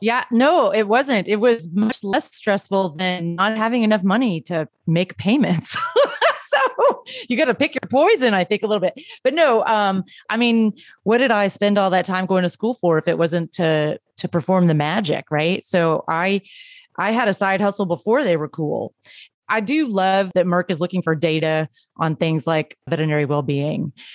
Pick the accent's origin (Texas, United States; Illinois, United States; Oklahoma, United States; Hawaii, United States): Texas, United States; growing up in Texas